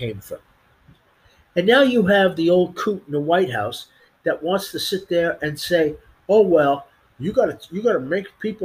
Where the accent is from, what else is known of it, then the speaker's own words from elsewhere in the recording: United States; us as the American people